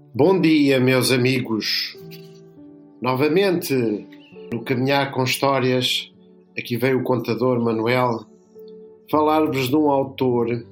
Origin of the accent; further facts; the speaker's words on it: Lisbon, Portugal; eu nasci em Lisboa, na freguesia São Bartolomeu do Beato, mas os meus pais eram de uma terra no sul de, de Espanha, na Andaluzia